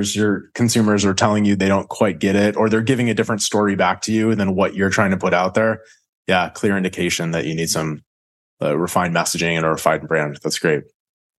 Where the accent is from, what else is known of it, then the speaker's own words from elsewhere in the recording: Chicago, Illinois, United States; I'm from Chicago